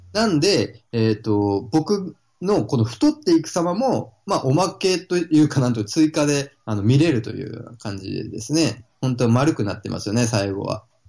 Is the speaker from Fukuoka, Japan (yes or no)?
yes; Fukuoka, Japan; now in Gold Coast, Australia; 僕は、はい、福岡生まれ、福岡育ち